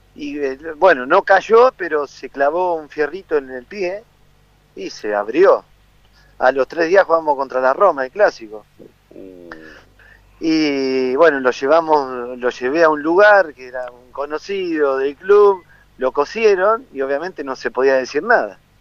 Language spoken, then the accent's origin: Spanish; Argentina; moved away as an adult; si salí de Argentina como salí en su momento de jugador es para tratar de estar lo más el, tiempo mayor posible fuera para bueno algún día regresaré a, mi país porque yo Argentina lo amo